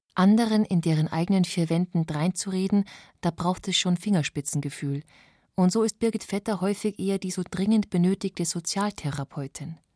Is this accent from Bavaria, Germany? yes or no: yes; Bavaria, Germany; bei uns in Bayern mit den eher kleinteiligen Strukturen